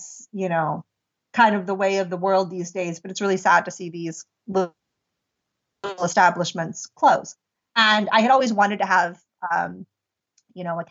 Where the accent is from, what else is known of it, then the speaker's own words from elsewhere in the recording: near Pittsburgh, Pennsylvania, United States; moved away as an adult; also born or lived in India; I had a cafe in the United States and near my hometown